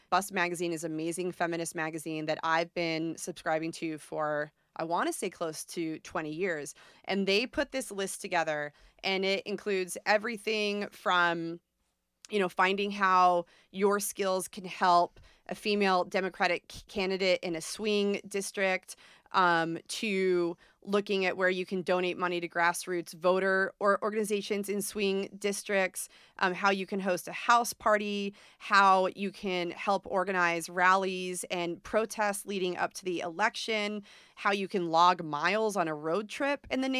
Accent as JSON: {"language": "English", "region": "New York", "country": "United States", "moved": "yes", "said": "I'm from New York originally"}